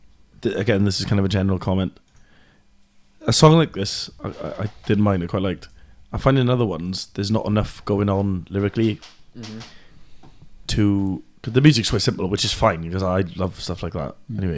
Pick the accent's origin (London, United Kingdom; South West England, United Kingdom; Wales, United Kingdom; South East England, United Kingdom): Wales, United Kingdom; A comparison, like, we're both from South Wales, right?